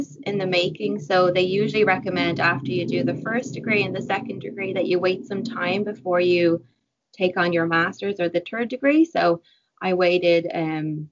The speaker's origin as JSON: {"language": "English", "country": "Ireland", "tie": "born or raised there", "moved": "as an adult", "lives_now": "Vancouver, Canada", "said": "growing up in Ireland with my mom"}